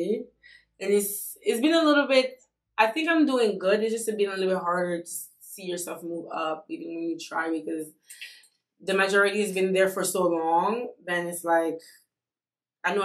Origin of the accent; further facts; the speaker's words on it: France; also born or lived in Congo / Mali; now in United States; I'm from France by way of Congo and Mali.